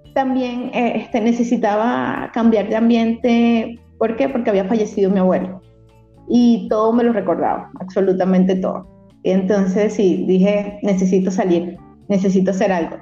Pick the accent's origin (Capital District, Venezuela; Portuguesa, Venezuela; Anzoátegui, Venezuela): Anzoátegui, Venezuela; Barcelona; moved away as an adult; also born or lived in Caracas, Venezuela; now in Mexico; estaba en Barcelona, que es mi ciudad de origen